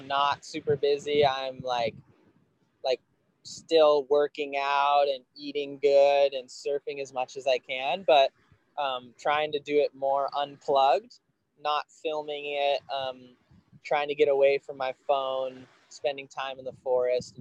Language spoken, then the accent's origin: English; Kauai, Hawaii, United States; I grew up on Kauai